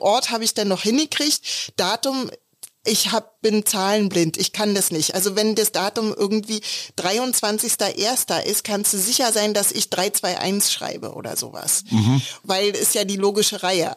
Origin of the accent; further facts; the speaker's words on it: Berlin, Germany; Also wir kommen beide aus Prenzlauer Berg